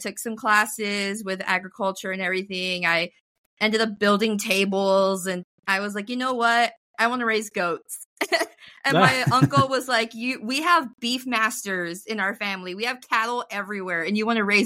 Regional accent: Rio Grande Valley, Texas, United States; I'm from the Rio Grande Valley

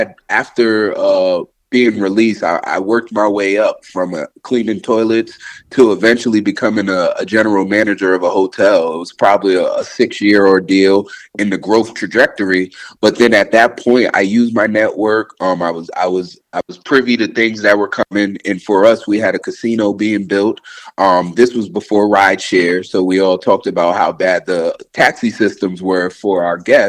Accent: Albany, New York, United States; growing up in Albany, especially being someone who moved from New York City

